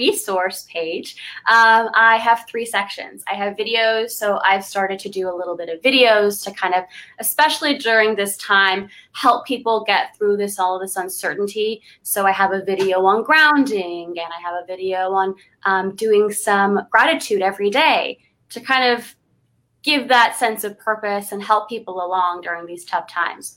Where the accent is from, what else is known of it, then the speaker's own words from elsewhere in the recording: Los Angeles, California, United States; I grew up in the Valley. I lived in Sherman Oaks. I went to El Camino for high school. So I am a Valley girl